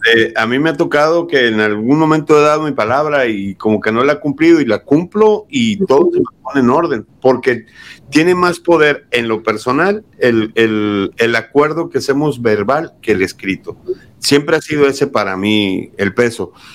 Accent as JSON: {"language": "Spanish", "country": "Mexico", "tie": "born or raised there", "moved": "as an adult", "lives_now": "United States", "said": "Yo soy nacido aquí en Estados Unidos, fui criado en México y a mis 28 años decido venirme a Estados Unidos"}